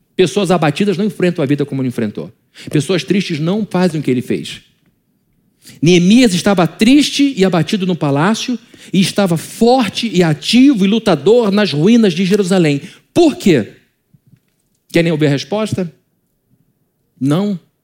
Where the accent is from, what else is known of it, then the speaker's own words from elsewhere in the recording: Brazil; como brasileiro